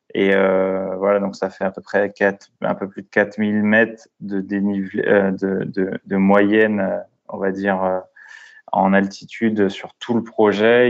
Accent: La Courneuve, Île-de-France, France; also born or lived in Brittany; je suis originaire de Bretagne, mais j'ai été élevé dans le quartier populaire à La Courneuve, donc à, côté de Saint-Denis, à côté de Paris

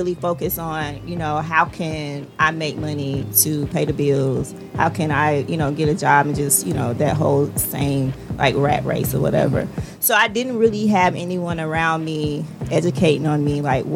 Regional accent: Rockingham, North Carolina, United States; I am originally from North Carolina. I'm from a small town called Rockingham, Richmond County

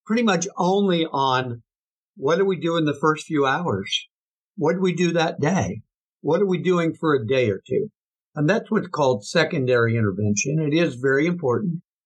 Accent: Kansas, United States; moved away; also born or lived in Texas; I grew up hunting in Kansas

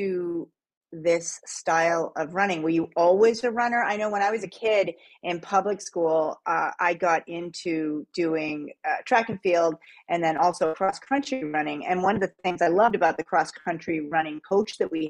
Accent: New England, United States; now in Canada; I'm an Eastern girl. I'm from New England originally. I'm an American living in Canada.

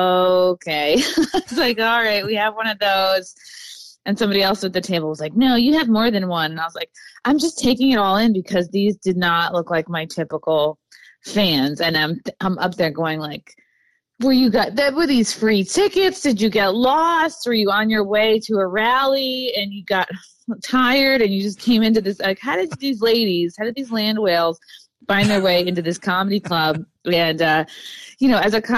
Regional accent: New York, United States; I'm from New York

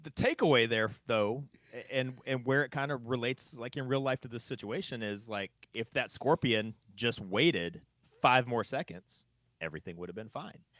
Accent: North Carolina, United States; moved away; where I grew up in North Carolina

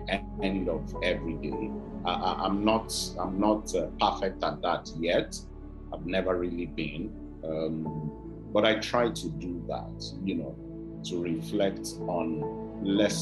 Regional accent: Oyo, Nigeria; also born or lived in Ibadan / Abeokuta; Oyo Town, where I'm from, Ibadan

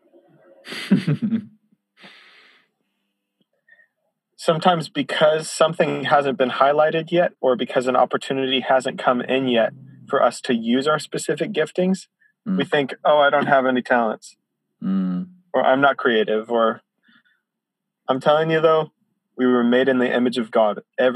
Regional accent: Chicago, Illinois, United States; now in Isla Vista, United States; I grew up in church in Chicago

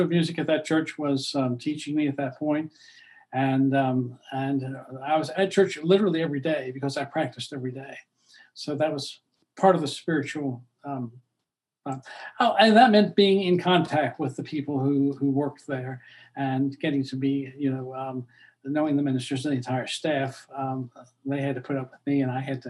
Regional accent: Norfolk, Virginia, United States; moved away as an adult; now in Orlando, United States; I was born in Norfolk, Virginia

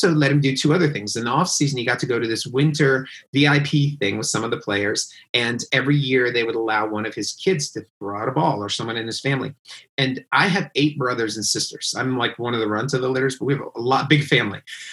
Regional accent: Silver Spring, Maryland, United States; I grew up obviously in Silver Spring, Maryland, where I live now

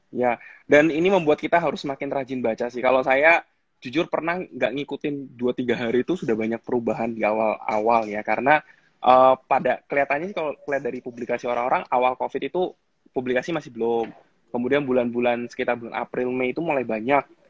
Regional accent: Jakarta, Indonesia; moved away as an adult; also born or lived in Solo; now in Semarang, Indonesia; saya dari Jakarta dulu waktu SMA saya di Jakarta. Jadi dari kecil sampai SMA itu saya di Jakarta

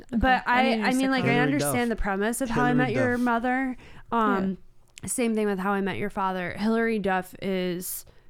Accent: Connecticut, United States; I come from Connecticut you guys

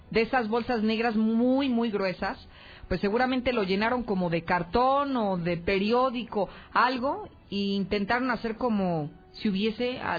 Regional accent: Mexico

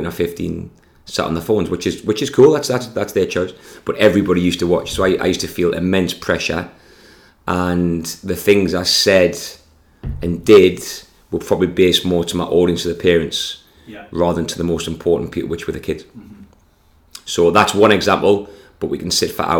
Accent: Consett, North East England, United Kingdom; born or raised there

